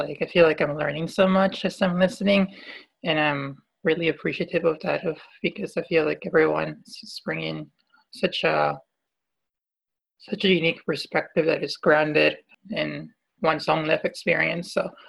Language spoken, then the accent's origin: English; Peru; my home country, Peru